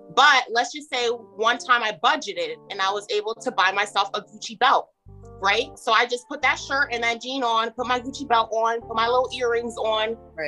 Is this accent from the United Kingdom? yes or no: no; New Jersey, United States; moved away as an adult; now in Maryland, United States; I'm actually from New Jersey